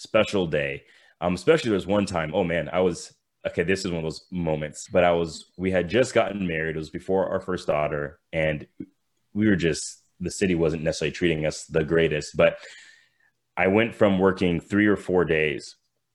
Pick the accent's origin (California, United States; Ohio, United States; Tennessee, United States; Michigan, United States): California, United States; Thousand Oaks; I grew up in California in the Thousand Oaks, which is just like a suburb of LA area